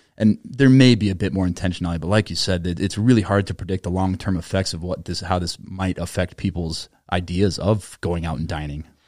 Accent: Minnesota, United States; an American born and raised in Minnesota

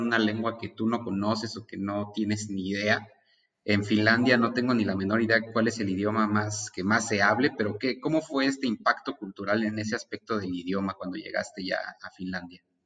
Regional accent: Mexico; Como mexicanos

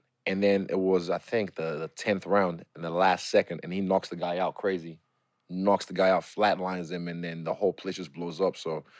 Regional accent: New Zealand; also born or lived in Nigeria; I'm Nigerian. Football's not my thing. I'm from New Zealand. I don't play rugby, you know.

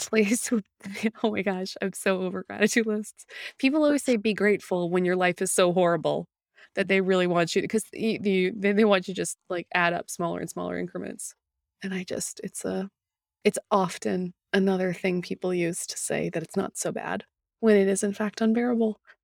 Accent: Winnipeg, Manitoba, Canada; my hometown of Winnipeg, Manitoba

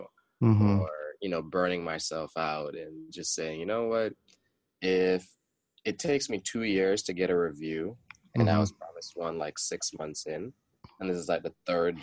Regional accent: Jamaica; growing up being a Jamaican

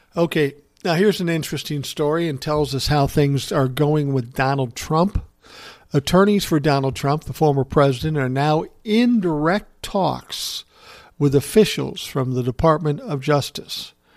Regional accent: Minneapolis, Minnesota, United States; my hometown of Minneapolis

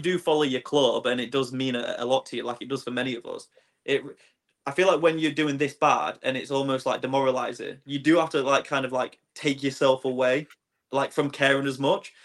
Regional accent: Swindon, South West England, United Kingdom; I was born in Swindon. Um, that's my hometown.

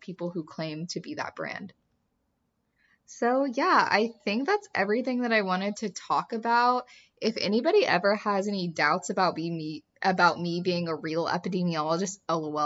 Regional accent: Kansas City, United States; also born or lived in the South (US); now in the South, United States; I'm from Kansas City

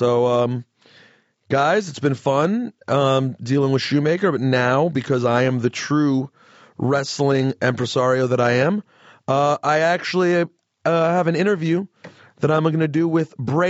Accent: United States; now in New York, United States; I'm originally from Washington, but I love living in New York because of the crowd that you get at wrestling shows.

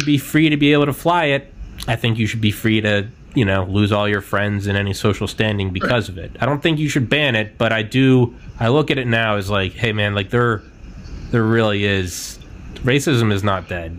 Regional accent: Atlanta, Georgia, United States; also born or lived in New Hampshire / Arkansas; I'm from New Hampshire. I've spent the vast majority of my life in Georgia and a little bit in Arkansas.

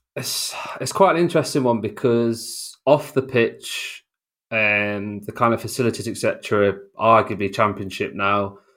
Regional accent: York, Yorkshire and the Humber, United Kingdom; also born or lived in Oxford; I was born in Oxford, but, uh, when I was about, I don't know, one, one and a half, we actually moved up to York

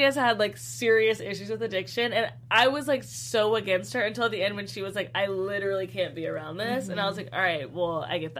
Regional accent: Texas, United States; I'm from Texas.

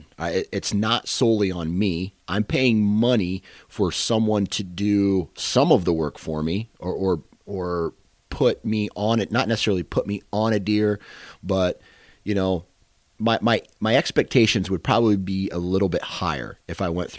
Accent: Iowa, United States; I'm from Iowa

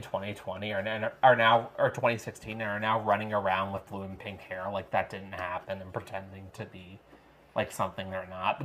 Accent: Long Island, New York, United States; now in Madison, United States; where I grew up on Long Island

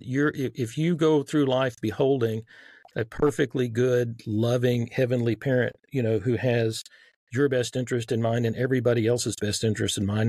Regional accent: Texas, United States; accent: Southern; I grew up in Texas

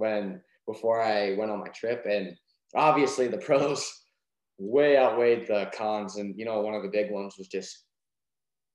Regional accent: Montana, United States; I was from Montana

